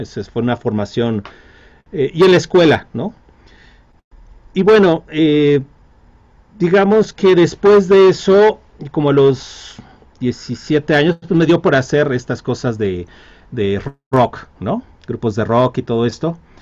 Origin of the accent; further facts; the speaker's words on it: Mexico; como mexicano